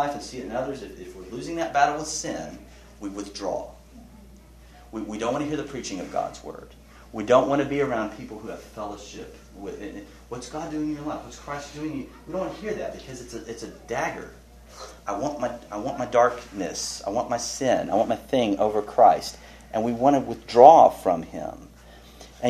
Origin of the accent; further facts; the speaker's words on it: Texas, United States; I'm a Texan